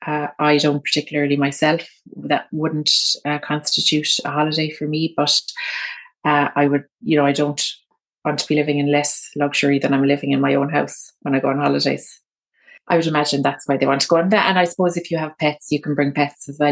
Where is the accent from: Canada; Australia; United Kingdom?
United Kingdom; London; I think my hometown is a great place for a city break. So if you wanna do a sort of short-term holiday where you kind of come to London